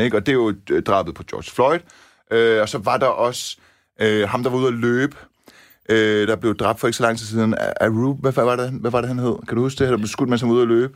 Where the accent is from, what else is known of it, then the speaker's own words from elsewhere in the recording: Denmark; mine forældre er etniske iranere, ja, ja, ja jeg er dansker med anden etnisk baggrund